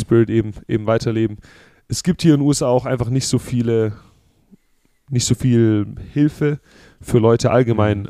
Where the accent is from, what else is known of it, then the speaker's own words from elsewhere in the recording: Southern Germany, Germany; now in United States; ich bin ja aus Süddeutschland